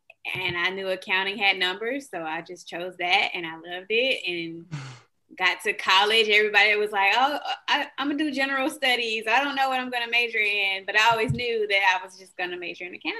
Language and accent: English; Alabama, United States; accent: southern; I am from Alabama. I know y'all say y'all can hear the southern.